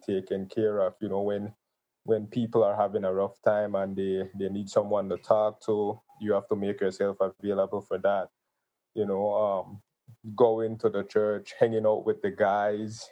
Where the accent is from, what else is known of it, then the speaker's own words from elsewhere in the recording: Gales Point, Belize District, Belize; moved away as an adult; now in Belize City, Belize; Gales Point is where I was raised. So that's my hometown